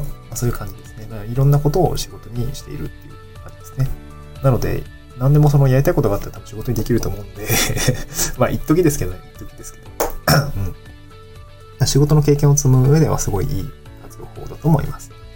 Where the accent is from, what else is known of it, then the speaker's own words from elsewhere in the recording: Niigata, Japan; also born or lived in Tokyo; now in Awaji Island, Japan; 私の地元の新潟